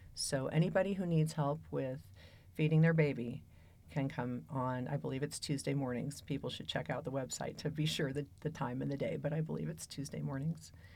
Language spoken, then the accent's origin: English; Pacific Northwest, United States; also born or lived in San Francisco / Seattle; now in Boulder, United States; I came from the Pacific Northwest by way of San Francisco.